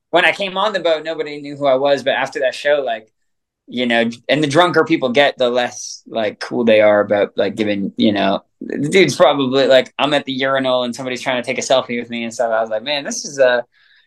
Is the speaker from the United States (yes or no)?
no; Canada; Growing up in Canada